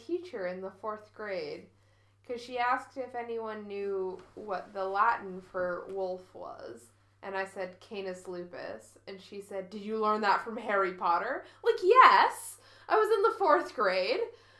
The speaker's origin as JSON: {"language": "English", "country": "Canada", "said": "I've got English, I got a bit of very mediocre German, that's what I got. I can read French because I'm Canadian."}